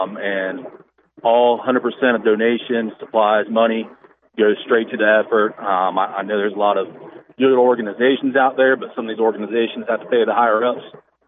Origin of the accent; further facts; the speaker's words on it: Punta Gorda, Florida, United States; now in Jacksonville, United States; I've been in Jacksonville for about 10 years, but I was born and raised in Punta Gorda.